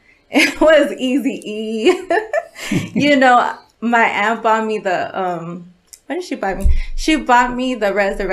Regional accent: Lynwood, California, United States; also born or lived in Bellflower, California / Las Vegas, Nevada; Linwood, California. I was born in Bellflower, but I was raised in Linwood my whole life, and I'm still there. Okay. I moved to Vegas for a few years, but that didn't work out. I had to come back to LA.

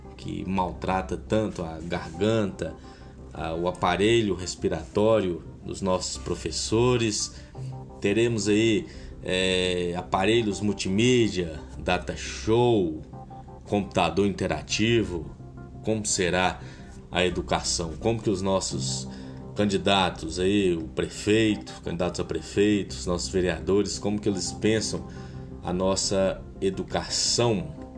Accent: Coração de Jesus, Minas Gerais, Brazil

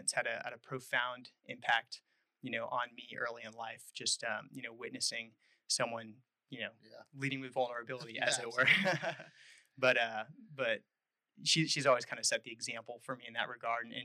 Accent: Texas, United States; moved away as an adult; I was born in Texas. Family has a long history there in the Texas Hill Country, west of Austin, a couple of hours.

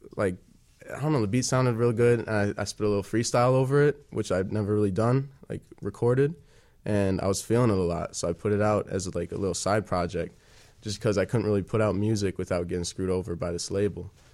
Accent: Wheeling, Illinois, United States; I'm from Wheeling

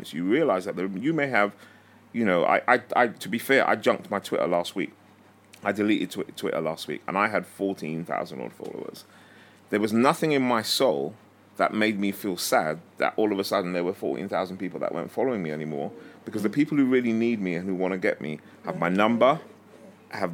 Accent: London, United Kingdom; also born or lived in Harrow; growing up in Stonebridge

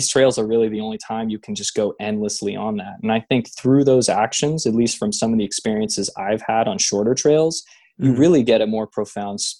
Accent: Bay Area, California, United States; I grew up in the Bay Area, so Point Reyes was always close to my area.

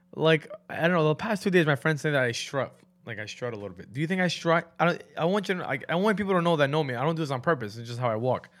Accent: New York, United States; growing up in New York, especially New York

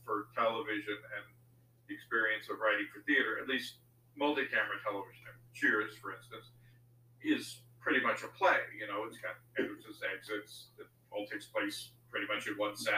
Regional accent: D.C., District of Columbia, United States; I grew up outside of Washington, D.C.

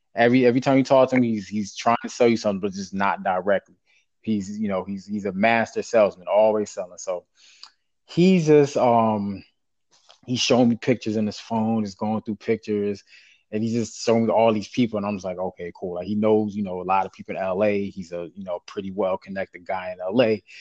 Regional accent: the South, United States; we're from the South. Like I, you know, in the town I'm from, like we're all like everybody's my cousin.

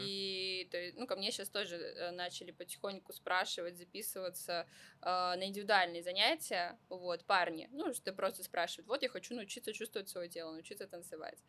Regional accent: Vladivostok, Primorsky Krai, Russia; moved away; also born or lived in Saint Petersburg; я вообще родом из Владивостока

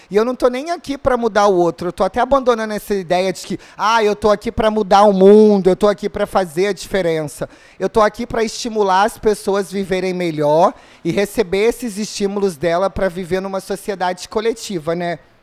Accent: Rio de Janeiro, Brazil; eu sou do Rio também

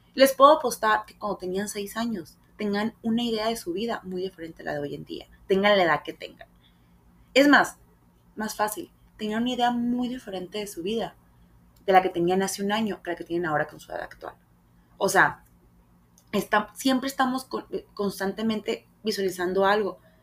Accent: Hermosillo, Sonora, Mexico; quise hacer muchos castings aquí en Hermosillo

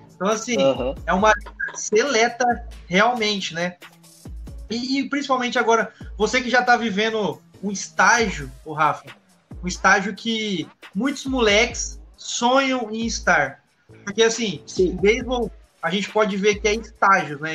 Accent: Presidente Prudente, São Paulo, Brazil; eu sou de Presidente Prudente

